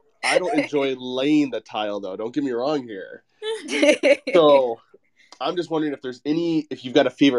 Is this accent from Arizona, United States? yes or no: yes; Arizona, United States; I'm from Arizona. We have a Floor and Decor out here